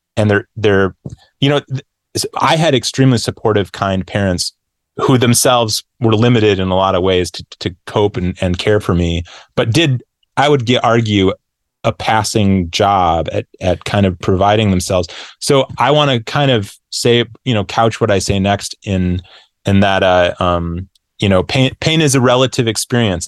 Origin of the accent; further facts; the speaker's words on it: Grand Rapids, Michigan, United States; moved away; I moved back to, uh, um, my hometown or my home, yeah, my hometown of Grand Rapids